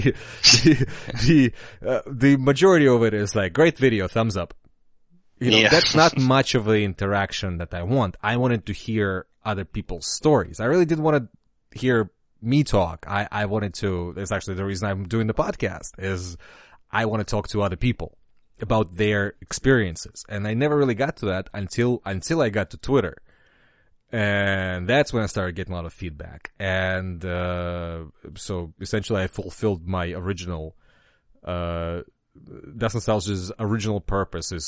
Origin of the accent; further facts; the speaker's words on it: Russia; now in United States; I've played a lot of DOS games growing up in Russia